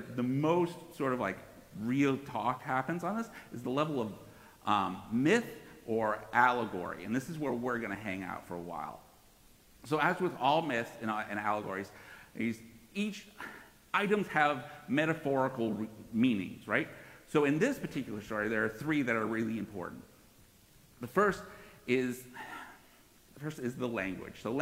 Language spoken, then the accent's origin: English; Northeast, United States; I grew up in the Northeast